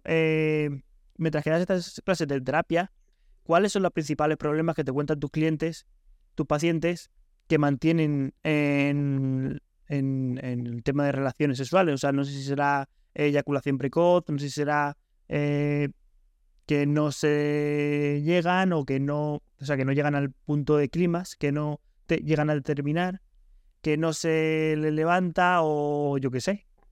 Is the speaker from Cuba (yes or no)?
no; Spain; mi pueblo de España